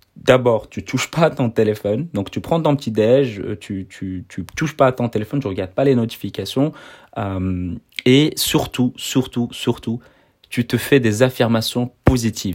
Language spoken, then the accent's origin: French; Brussels, Brussels-Capital Region, Belgium; je suis en Belgique, je suis de Bruxelles.